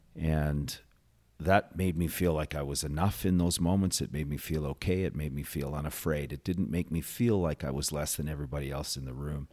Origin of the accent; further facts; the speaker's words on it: Calgary, Alberta, Canada; grew up in Calgary, born in Calgary, went to school in Calgary